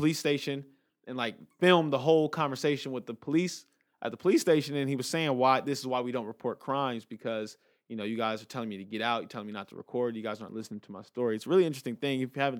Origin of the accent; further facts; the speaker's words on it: Inglewood, California, United States; Like, L.A. is my hometown. I love L.A. I would never trade it for anything. But I'm very aware of the street crime element to it, you know, being from Inglewood